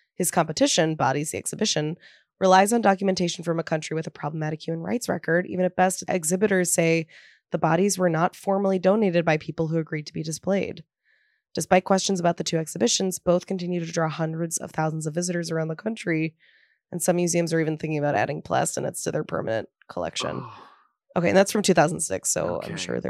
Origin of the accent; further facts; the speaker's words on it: tri-state area, United States; I grew up in the Tri-State area.